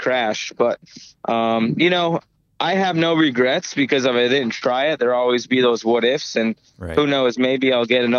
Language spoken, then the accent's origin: English; Connecticut, United States; I'm from Connecticut. I'm not from Ohio. I'm not from California. I'm not from Pennsylvania. You know, I'm not from these hotbeds of sprint car racing. So I guess I have a little bit of a different outlook and was raised different